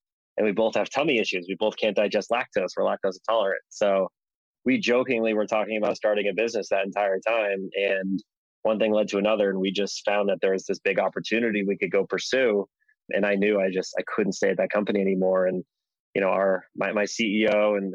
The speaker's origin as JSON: {"language": "English", "town": "Boston", "region": "Massachusetts", "country": "United States", "tie": "born or raised there", "said": "growing up in Boston, I caddied a lot"}